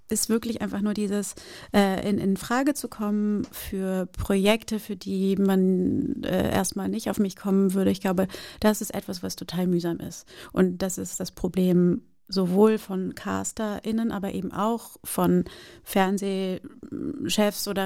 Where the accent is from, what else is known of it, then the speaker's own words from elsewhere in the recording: Brazil; now in Germany; ja, ich bin {S2} Brasilianerin, ja, ich bin aber auch Deutsche und ich lebe schon so lange in Deutschland